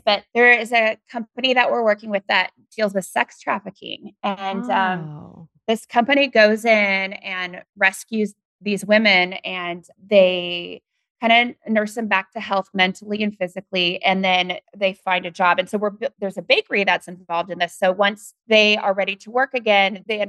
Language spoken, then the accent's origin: English; the Northwest, Pacific Northwest, United States; I'm from the Northwest.